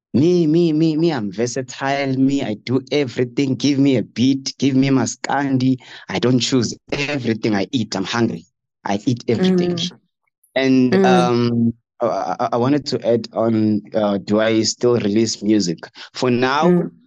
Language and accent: English; Limpopo, South Africa; also born or lived in Dennilton, Mpumalanga; I'm from Limpopo